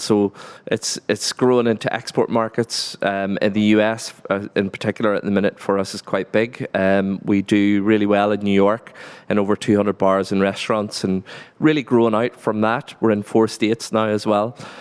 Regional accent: Fermanagh, Northern Ireland, United Kingdom; moved away as an adult; also born or lived in Scotland; I grew up on a, a dairy farm in Fermanagh

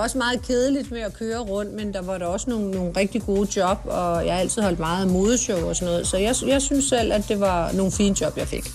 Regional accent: Sorø, Zealand, Denmark; also born or lived in Nørrebro, Copenhagen / Holbæk / Tølløse / United States; jeg er faktisk opvokset ved at sige, de fleste af mine år i Sorø

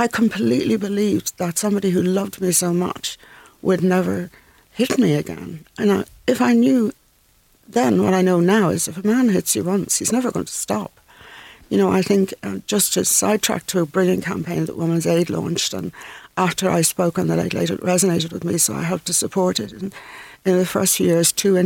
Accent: Dublin, Leinster, Ireland; moved away as an adult; also born or lived in Scotland / London; I come from North Dublin

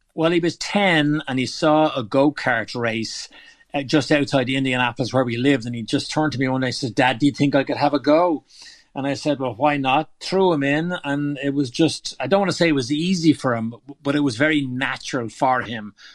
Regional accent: Dundrum, Leinster, Ireland; moved away as an adult; also born or lived in America; now in United States; growing up in Dundrum

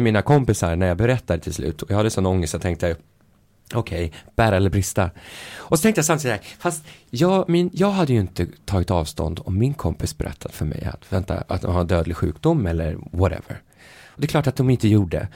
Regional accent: Sweden; som vi svenskar

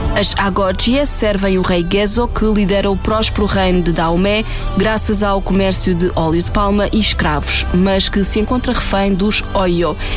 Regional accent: Portugal; nossa herança enquanto portugueses colonizadores e colonizados

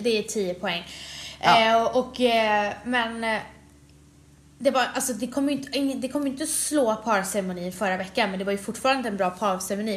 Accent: Sweden; jag föddes i Sverige sex månader efteråt

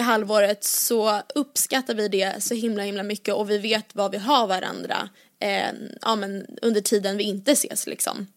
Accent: Åkersberga, Stockholm County, Sweden; från Åkersberga där jag är uppvuxen

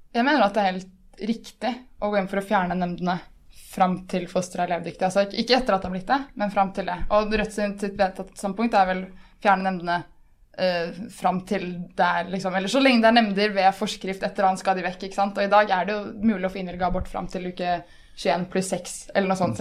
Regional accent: Moss, Østfold, Norway; jeg kommer jo fra Moss

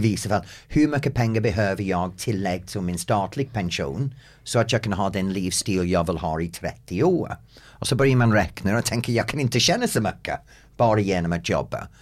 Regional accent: England, United Kingdom; Swedish is a second language; moved away as an adult; also born or lived in United States; now in Sweden; som engelsman och bott i USA

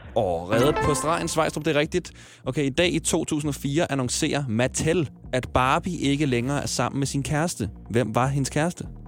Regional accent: Ballerup, Capital Region of Denmark, Denmark; jeg er omkring fra Ballerup

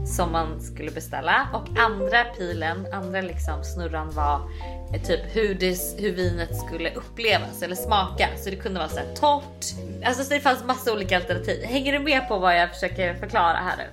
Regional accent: Sweden; moved away as an adult; now in New York, United States; hemma i Sverige

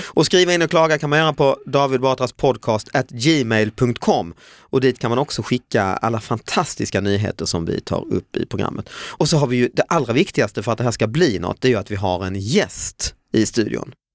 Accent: Lund, Skåne, Sweden; i min hemstad Lund

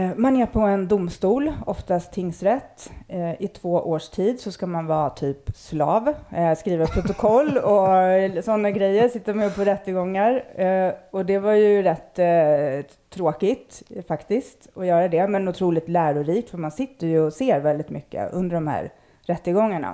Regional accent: Stockholm, Stockholm County, Sweden; jag, växte upp i Akalla

